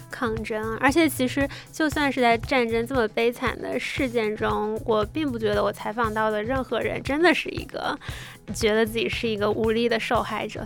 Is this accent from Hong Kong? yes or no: no; Australia; moved away as an adult; now in China; 因为我从小在澳洲长大